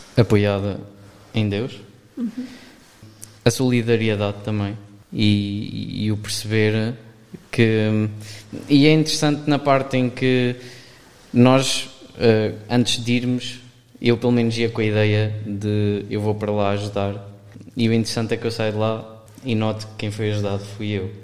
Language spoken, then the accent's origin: Portuguese; Aveiro area, Centro, Portugal; sou daqui da zona de Aveiro